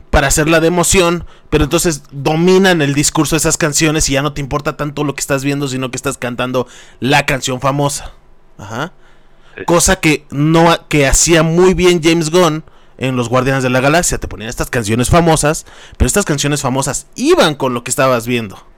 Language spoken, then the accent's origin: Spanish; State of Mexico, Mexico; nosotros que somos del Estado de México